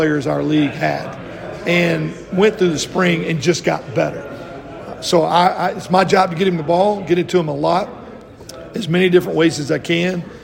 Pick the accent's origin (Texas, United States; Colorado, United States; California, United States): Texas, United States; moved away; I grew up in Texas